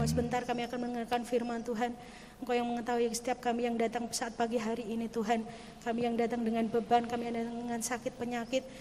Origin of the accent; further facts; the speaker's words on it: Nias, North Sumatra, Indonesia; now in Semarang, Indonesia; kami berasal dari Pulau Nias.